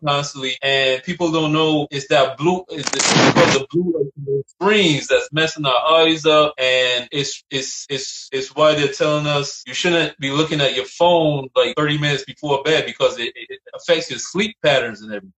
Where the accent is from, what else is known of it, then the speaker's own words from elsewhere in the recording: Barbados; moved away; where I'm from, I'm from Barbados